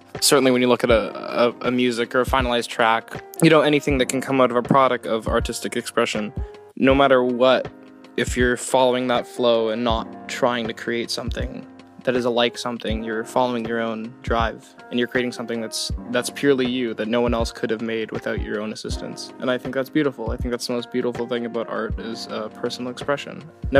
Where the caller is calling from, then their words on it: Victoria, British Columbia, Canada; I'm calling from Victoria, British Columbia, Canada.